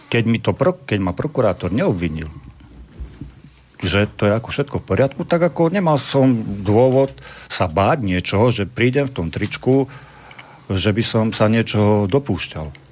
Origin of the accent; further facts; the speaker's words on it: Slovakia; To, že som Slovák.